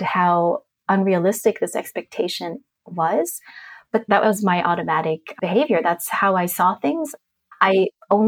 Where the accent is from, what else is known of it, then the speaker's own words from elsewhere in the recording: Germany; I grew up in a really big family. My parents were immigrants. I was born in Germany.